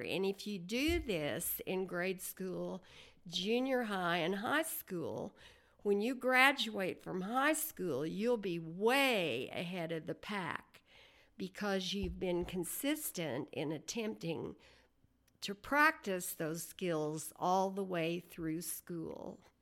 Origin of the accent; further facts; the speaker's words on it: Ames, Oklahoma, United States; I was born in nineteen thirty-seven on a farm near Ames, Oklahoma